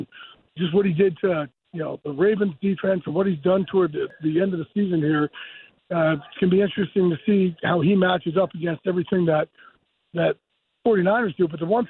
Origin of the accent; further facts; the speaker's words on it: New Jersey, United States; Guys, when you're growing up on the Jersey Shore and you're put on the short bus and told that you have a learning disability, it is not good.